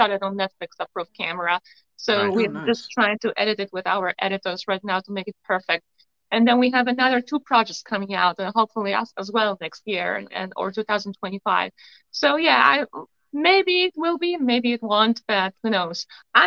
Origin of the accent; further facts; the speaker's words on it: Poland; English is a second language; now in United States; I have an accent, as you can see, you know, I'm from Poland